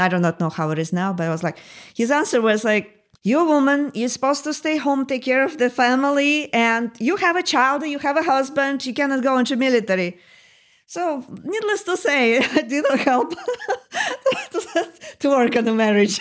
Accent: Moscow, Russia; English is a second language; moved away as an adult; also born or lived in Northern Virginia, United States; now in United States; when I was growing up in the Soviet Union

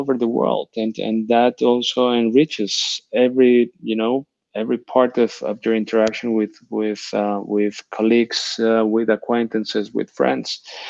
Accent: Barcelona, Catalonia, Spain; moved away as an adult; now in Switzerland; The moment I came from Barcelona to Switzerland, that was another handbrake.

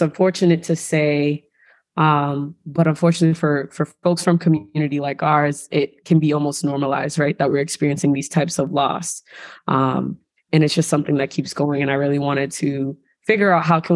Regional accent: Brockton, Massachusetts, United States; I'm from Brockton, Massachusetts

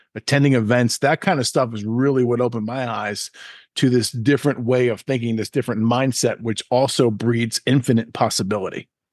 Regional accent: Long Island, New York, United States; I'm born and raised in New York, Long Island, New York

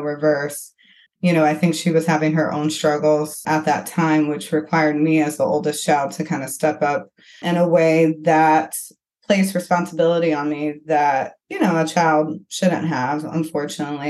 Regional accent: Flint, Michigan, United States; I grew up in Flint, Michigan

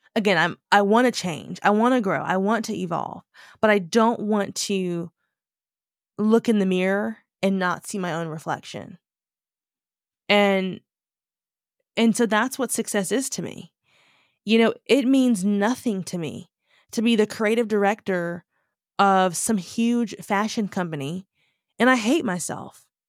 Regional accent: United States; moved away; I'm black American.

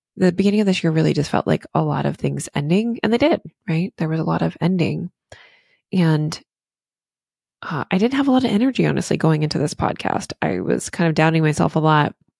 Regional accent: Virginia, United States; now in Maine, United States; I'm from the South originally in, um, Virginia

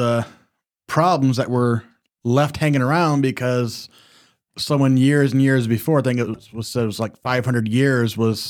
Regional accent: Southern United States, United States; We're from the South.

